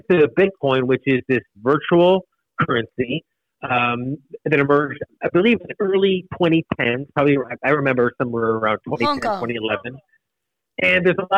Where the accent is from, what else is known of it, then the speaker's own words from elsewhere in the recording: United States; I'm American, but I'm told maybe my great-great-grandparents were Hungarian